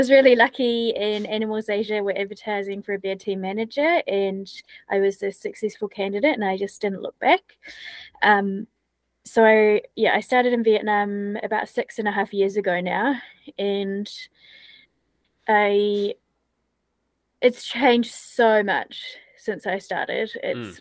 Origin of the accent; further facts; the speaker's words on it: New Zealand; moved away as an adult; I'm from New Zealand originally